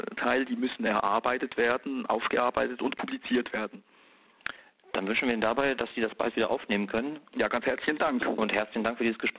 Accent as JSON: {"language": "German", "country": "Switzerland", "said": "ich bin ja Schweizer Staatsbürger von Haus aus, ne?"}